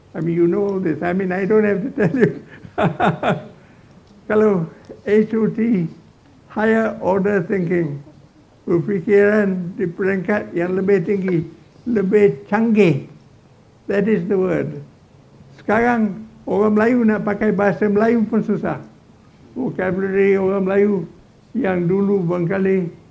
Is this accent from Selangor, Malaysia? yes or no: no; Johor, Malaysia; Saya orang Johor